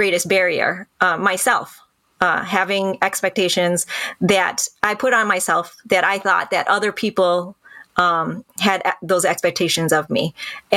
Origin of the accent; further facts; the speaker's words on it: Birmingham, Michigan, United States; I went to Birmingham schools. I grew up in the Birmingham School Public District